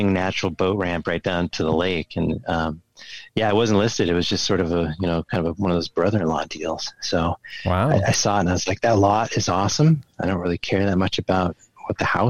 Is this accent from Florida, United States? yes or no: no; Oregon, United States; moved away as an adult; now in Minnesota, United States; I come from Oregon. I grew up there